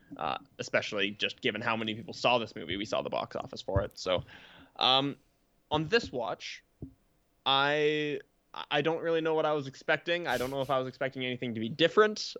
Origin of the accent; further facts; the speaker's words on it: Canada; we are Canadian